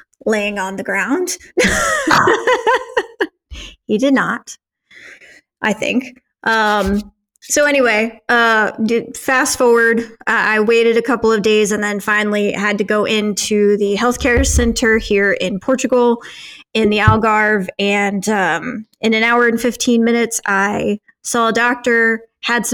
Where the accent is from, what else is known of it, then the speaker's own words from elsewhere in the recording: United States; as an American